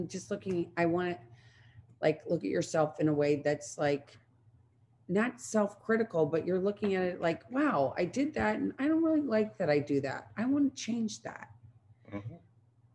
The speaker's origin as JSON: {"language": "English", "region": "Midwest", "country": "United States", "tie": "born or raised there", "said": "growing up in the Midwest"}